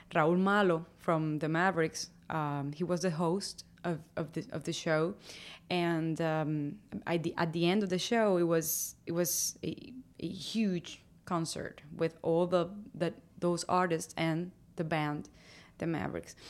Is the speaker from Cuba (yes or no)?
yes; Havana, Cuba; moved away as an adult; now in Nashville, United States; I was born in Havana